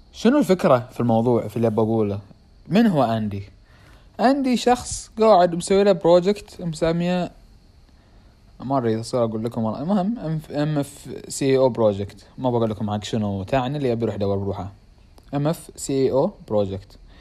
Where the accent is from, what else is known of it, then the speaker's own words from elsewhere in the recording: Bahrain; accent: Bahraini; انا اتحكى بحريني